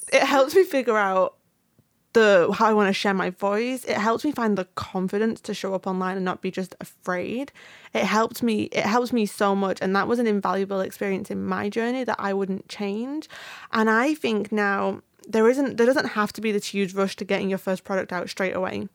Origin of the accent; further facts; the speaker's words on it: United Kingdom; I'm British.